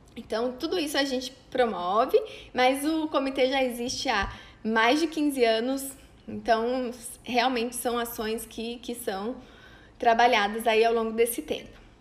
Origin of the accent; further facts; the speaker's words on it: Cândido Mota, São Paulo, Brazil; now in Maringá, Brazil; lá da minha cidade onde eu nasci, de Cândido Mota